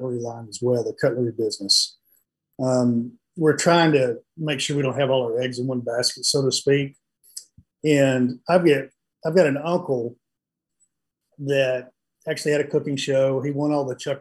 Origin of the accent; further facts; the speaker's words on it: West Texas, United States; I was growing up in West Texas